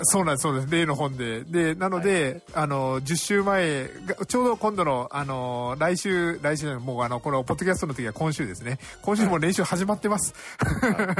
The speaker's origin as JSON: {"language": "Japanese", "town": "Kitakyushu", "region": "Fukuoka", "country": "Japan", "tie": "born or raised there", "said": "僕はあの、小倉出身なので"}